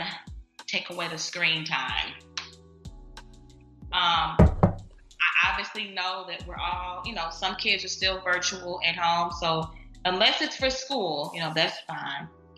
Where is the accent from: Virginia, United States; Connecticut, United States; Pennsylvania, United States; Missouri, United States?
Missouri, United States; St. Louis; moved away as an adult; now in Dallas, United States; I'm stationed in Dallas right now, but I'm from St. Louis